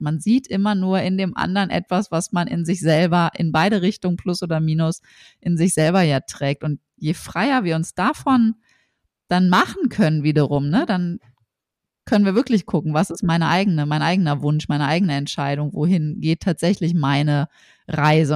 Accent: Berlin, Germany; wir kommen beide aus Berlin.

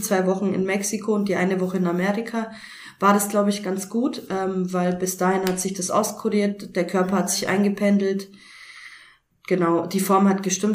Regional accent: Augsburg, Bavaria, Germany; now in Karlsruhe, Germany; wohne mittlerweile in Karlsruhe in einem kleinen Dörfchen und komme eigentlich ursprünglich aus Augsburg her

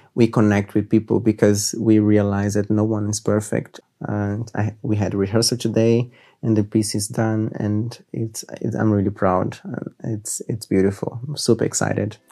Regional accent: Rio de Janeiro, Brazil; moved away as an adult; now in Munich, Germany; I'm from Brazil, Rio de Janeiro.

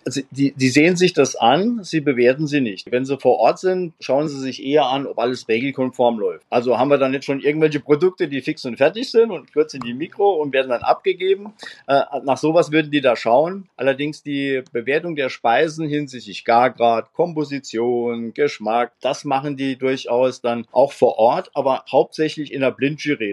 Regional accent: Homburg, Saarland, Germany; in meiner Heimatstadt Homburg

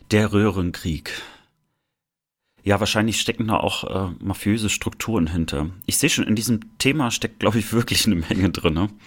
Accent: Germany; ich habe ja meine Kindheit meistens im Sommer in der Sowjetunion verbracht, irgendwie so drei Monate und äh, dort war ich immer das blasse Kind aus der DDR.

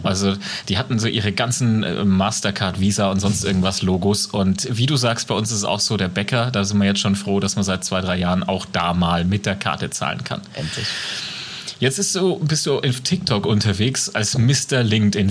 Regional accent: Franconia, Germany; accent: Franconian; Bei uns in Deutschland

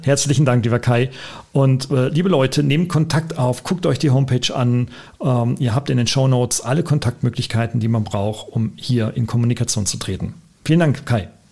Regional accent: Germany; wir kommen beide aus Deutschland

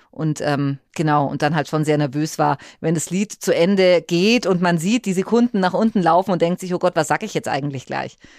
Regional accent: Fürth district, Bavaria, Germany; also born or lived in Böblingen / Nuremberg; ich ähm, selbst bin ja ursprünglich aus dem Landkreis Fürth gekommen

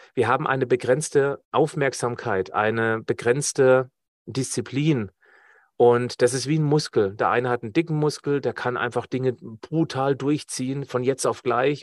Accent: Black Forest, Baden-Württemberg, Germany; ich komme ja aus dem Schwarzwald

